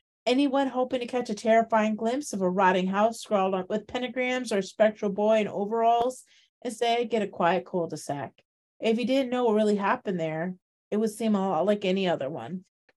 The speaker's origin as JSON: {"language": "English", "region": "Midwest", "country": "United States", "tie": "born there", "said": "I was born in the Midwest."}